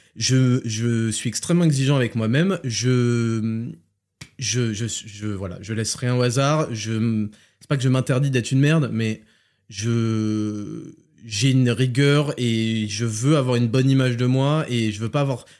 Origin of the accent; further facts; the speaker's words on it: France; je suis né en France. Hein, mes parents viennent d'Algérie